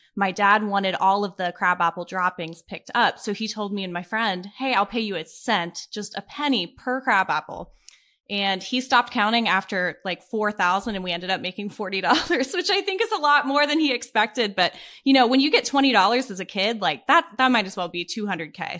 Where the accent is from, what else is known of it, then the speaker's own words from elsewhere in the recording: Pittsburgh, Pennsylvania, United States; now in Columbus, United States; I grew up in Pittsburgh with both of my parents and my younger brother